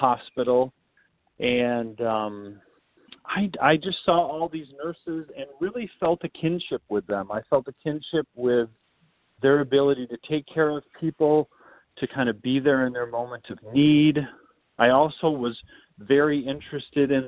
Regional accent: West Michigan, United States; I grew up in West Michigan

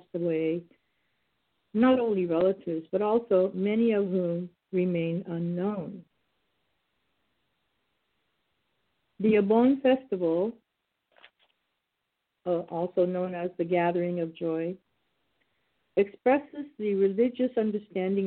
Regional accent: San Joaquin Valley, California, United States; now in Bay Area, United States; I grew up in the San Joaquin Valley

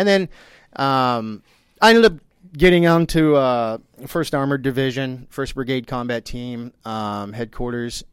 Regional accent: Texas, United States; now in Florida, United States; I'm from Texas

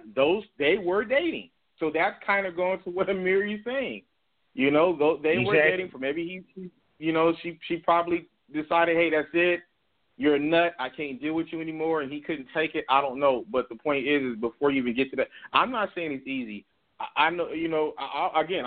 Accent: Compton, California, United States; I grew up in Compton, California

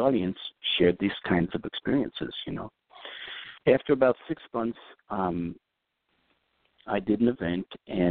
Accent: New York City, New York, United States; I grew up in Brooklyn, New York, a long time before Brooklyn was cool

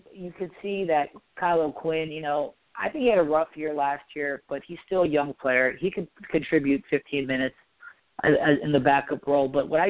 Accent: New York, United States; So growing up in New York, playing, watching the Knicks, you know that this fan base is starved for a championship.

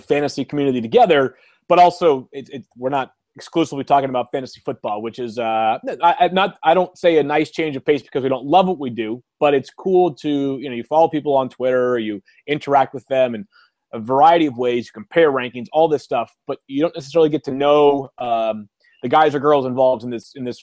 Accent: Boston, Massachusetts, United States; I'm from the Boston area

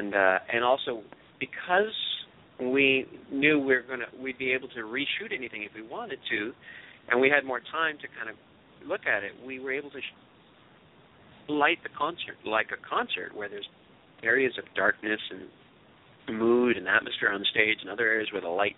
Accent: Canada; It's funny, I come from Canada, where the equivalent of PBS would be CBC, which is our national broadcaster.

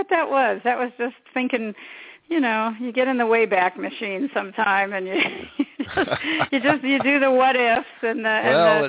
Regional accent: Los Angeles, California, United States; I'm from Los Angeles

